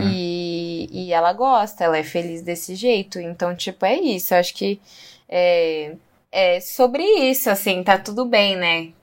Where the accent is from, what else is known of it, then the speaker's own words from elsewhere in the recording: São Paulo, Brazil; moved away; also born or lived in Bahia / Chapada dos Veadeiros; nasci em São Paulo.